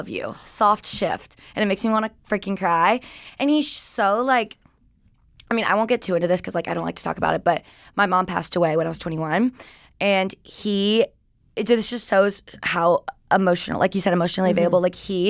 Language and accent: English; Georgia, United States; moved away; I grew up in Georgia. Mm-hmm. I always like tell people like Atlanta, but it's like 20, 30 minutes north of Atlanta.